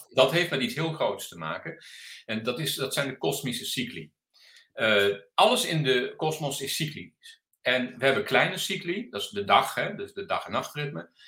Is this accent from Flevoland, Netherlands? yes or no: no; Delft, South Holland, Netherlands; ik ben Delftenaar, heel mijn leven daar geweest